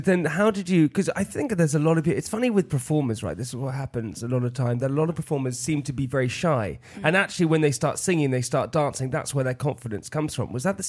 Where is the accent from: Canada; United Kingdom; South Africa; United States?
United Kingdom; Oxford, South East England; I was born in Oxford.